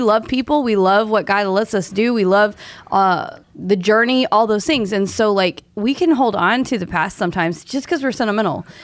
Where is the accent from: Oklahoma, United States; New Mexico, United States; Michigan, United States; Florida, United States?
Oklahoma, United States; Tulsa; now in Dallas, United States; I'm from Oklahoma